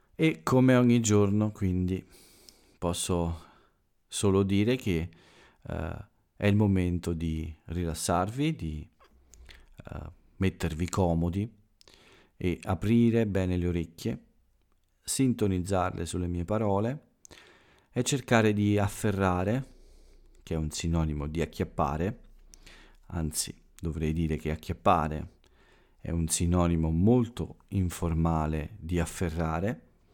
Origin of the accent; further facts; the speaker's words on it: Italy; quello che accade qui in Italia ogni giorno, per avvicinarvi un po' al mio paese